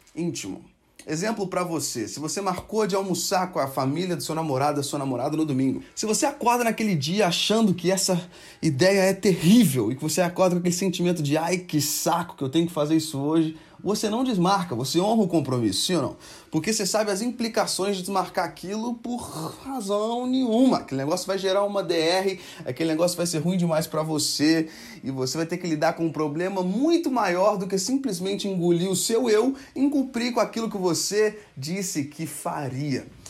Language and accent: Portuguese; Brazil; nós, como brasileiros